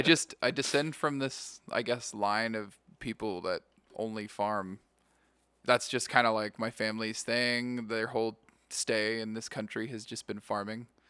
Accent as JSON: {"language": "English", "town": "Yakima", "region": "Washington", "country": "United States", "tie": "born or raised there", "moved": "as an adult", "lives_now": "Las Vegas, United States", "said": "I grew up in Yakima, Washington."}